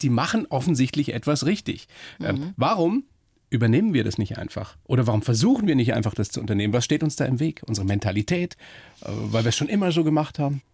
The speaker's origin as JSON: {"language": "German", "country": "Germany", "said": "bei uns in Deutschland"}